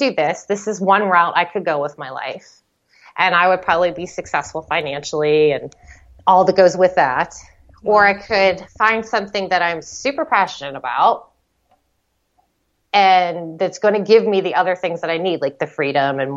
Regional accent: Western Pennsylvania, United States; just some girl from Western Pennsylvania

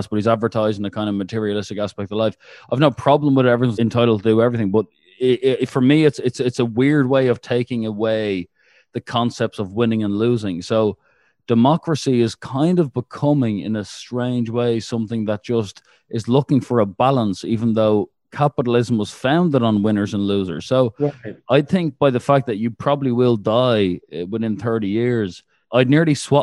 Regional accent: Ireland; I'm an Irishman

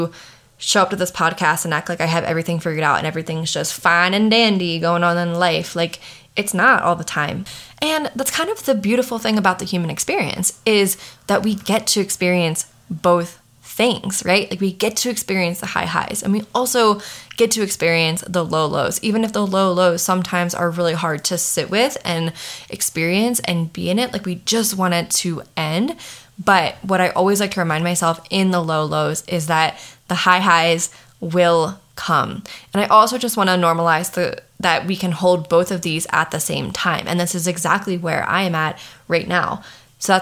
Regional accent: Maryland, United States; moved away as an adult; now in Colorado, United States; I'm from Maryland. I live in Colorado. I've been in Colorado for the past 7 years

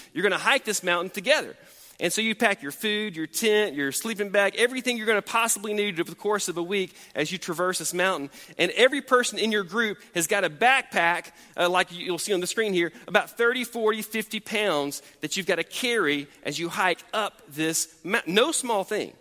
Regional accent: United States; as American Christians

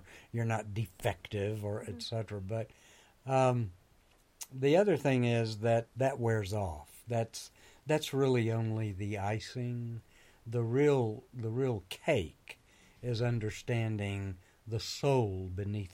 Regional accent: Mobile, Alabama, United States; also born or lived in Boston, Massachusetts / Anniston, Alabama; I grew up in Mobile, Alabama

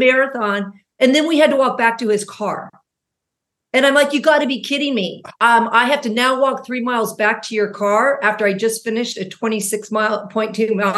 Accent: Laguna Niguel, California, United States; moved back to my hometown of Laguna Niguel

